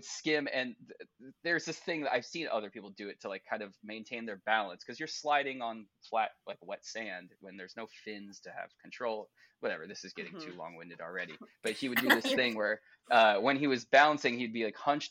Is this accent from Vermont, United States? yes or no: no; Laguna Beach, California, United States; my hometown